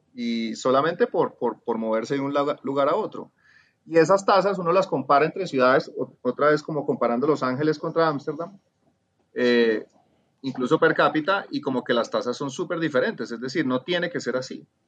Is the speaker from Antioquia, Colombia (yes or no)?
no; Cali, Valle del Cauca, Colombia; moved away; also born or lived in California; yo soy de Cali, obviamente por el acento